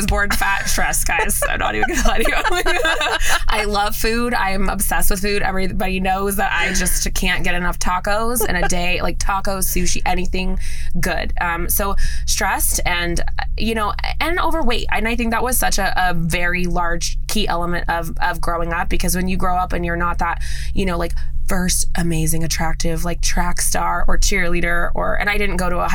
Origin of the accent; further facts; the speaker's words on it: Las Vegas, Nevada, United States; I am a native born Las Vegas girl. So I was born and raised in Las Vegas, Nevada.